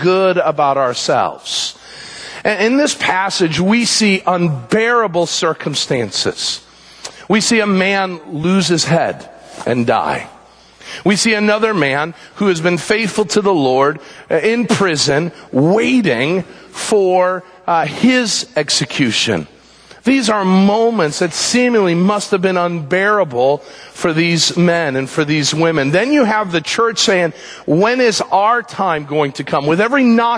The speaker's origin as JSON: {"language": "English", "country": "United States", "said": "we say as American Christians"}